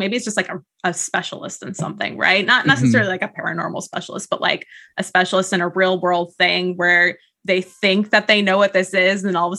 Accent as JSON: {"language": "English", "region": "California", "country": "United States", "tie": "born or raised there", "said": "I grew up in the Southgate area of Yosemite. So a lot of my inspiration, for novels that I was writing 10 years ago, plus Briardark, came from that, the Sierra Nevadas."}